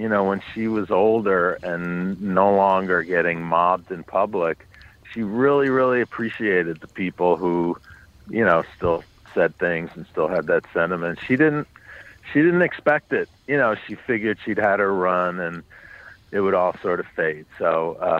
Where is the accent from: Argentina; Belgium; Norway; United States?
United States; New York City, New York; I grew up on the Upper West Side, but north of 96th